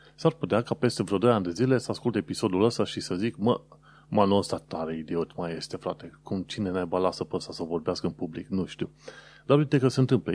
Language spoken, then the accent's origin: Romanian; Romania; now in London, United Kingdom; sunt din România